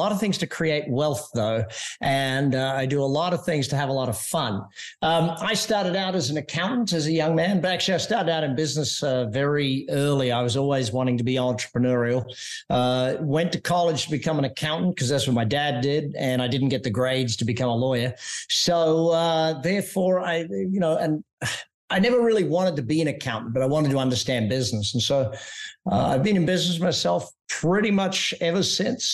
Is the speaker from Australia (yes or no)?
yes; Australia; I grew up in Australia and I was on the Great Barrier Reef. So it's where my home in Australia still is.